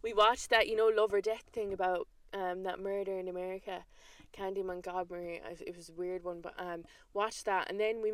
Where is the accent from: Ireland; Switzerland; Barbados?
Ireland; as Irish women